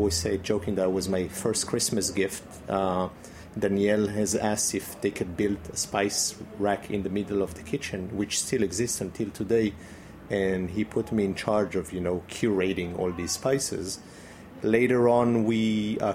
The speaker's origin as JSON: {"language": "English", "country": "Israel", "tie": "born or raised there", "also_born_or_lived": "Brittany, France", "moved": "yes", "said": "growing up in Israel"}